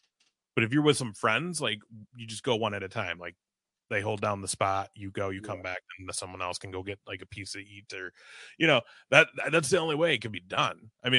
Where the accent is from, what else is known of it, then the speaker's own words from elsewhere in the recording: Minnesota, United States; also born or lived in Manhattan, New York; So my family's from New York. I was born in Manhattan. It's just we moved to Minnesota when I was like three.